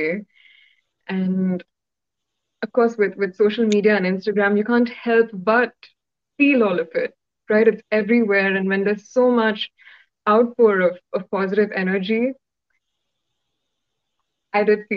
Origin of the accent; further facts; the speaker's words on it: Hyderabad, Telangana, India; first language Telugu; English is a second language; my little world in Hyderabad, my hometown